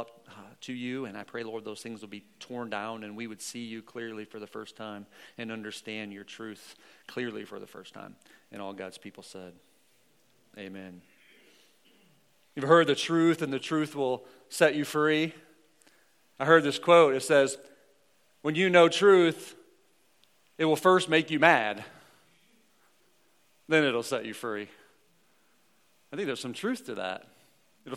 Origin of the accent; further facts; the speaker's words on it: Missouri, United States; I'm from the Show Me State.